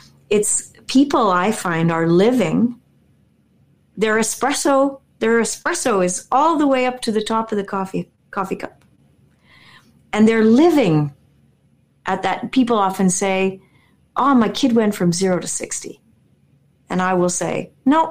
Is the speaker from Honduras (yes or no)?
no; Winnipeg, Manitoba, Canada; I'm this girl from Winnipeg